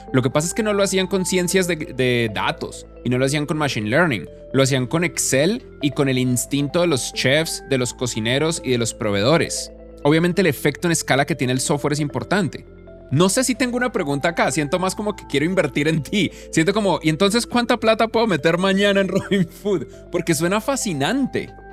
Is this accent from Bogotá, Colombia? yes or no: yes; Bogotá, Colombia; la ciudad donde yo crecí, en Bogotá